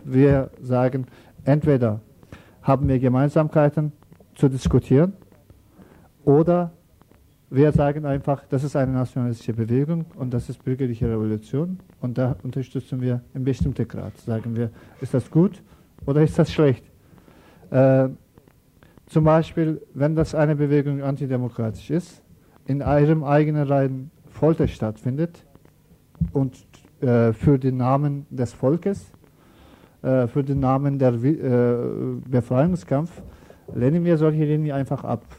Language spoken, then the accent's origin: German; Turkey; German is a second language; now in Germany; wir kommen aus der Türkei